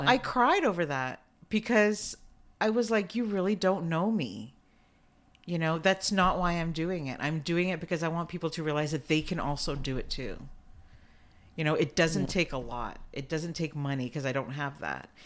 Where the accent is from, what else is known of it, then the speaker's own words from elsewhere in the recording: Canada; I'm Canadian